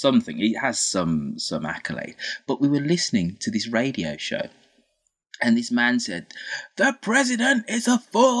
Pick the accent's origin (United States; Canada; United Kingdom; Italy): United Kingdom; Birmingham, West Midlands; My hometown of Birmingham